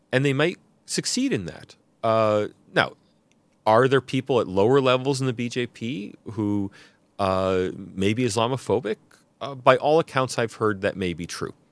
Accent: United States; now in Sydney, Australia; I'm an American

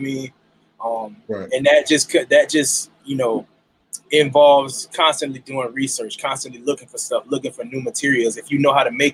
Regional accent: Jacksonville, Florida, United States; I'm from Jacksonville, Duval County

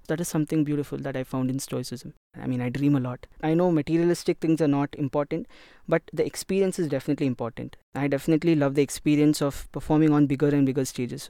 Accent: India; I'm an Indian and I've born, brought up here

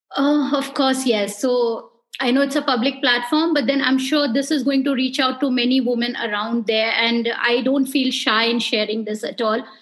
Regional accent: Darjeeling, West Bengal, India; also born or lived in Siliguri; I was born in Darjeeling and being from that area

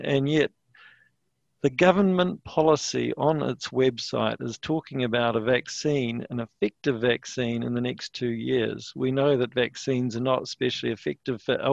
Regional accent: New Zealand; as a New Zealander

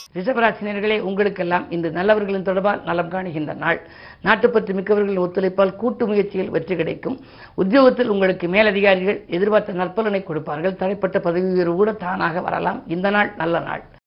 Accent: Keezhasevalpatti, Tamil Nadu, India; என்னுடைய சொந்த ஊர் வந்து சிவகங்கை மாவட்டம் திருப்பத்தூருக்கு பக்கத்தில் இருக்கக்கூடிய கீழச்சுவல்பட்டி

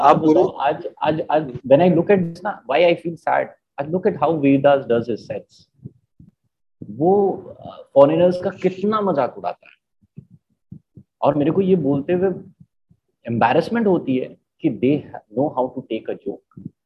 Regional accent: Marwar, India; मैं खुद मारवाड़ी हूँ

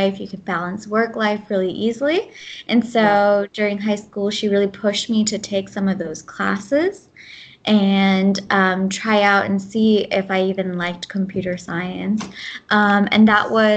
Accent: United States; first language Gujarati; English is a second language; also born or lived in India; I was born in America, but growing up, my parents spoke Gujarati at home

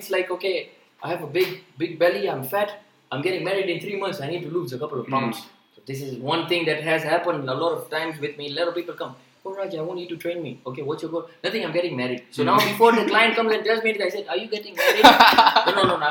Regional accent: Mombasa, Mombasa County, Kenya; moved away as an adult; now in Pune, India; I'm basically from Kenya. Right, yeah. I've been born and brought up there.

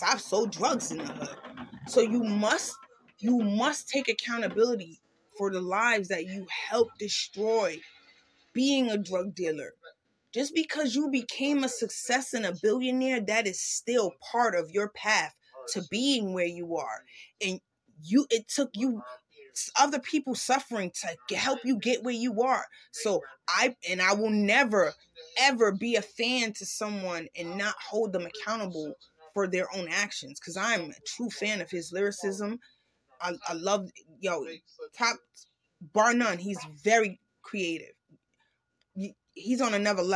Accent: New York City, New York, United States; I grew up in Harlem.

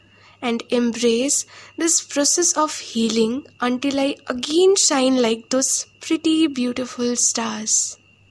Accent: West Bengal, India; from West Bengal

